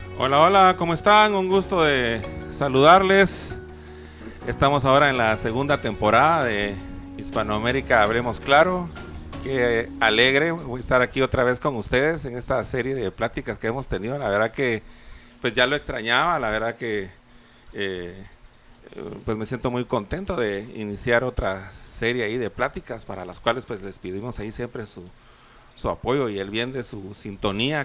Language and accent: Spanish; Guatemala City, Guatemala Department, Guatemala; yo también soy capitalino y también toda mi vida viví allá